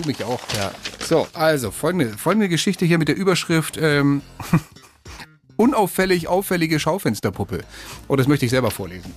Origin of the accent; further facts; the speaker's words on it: Spain; now in Germany; mein Heimatland, Spanien